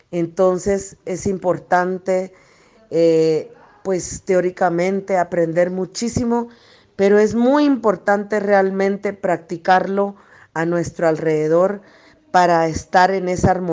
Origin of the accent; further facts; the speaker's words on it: Guatemala; Hola, ¿qué tal? Mucho gusto. … de Guatemala. Para nosotros en la cosmovisión maya